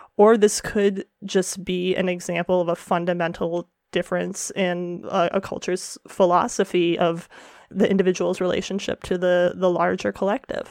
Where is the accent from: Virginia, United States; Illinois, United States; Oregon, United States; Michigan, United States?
Michigan, United States; Detroit; my hometown is Detroit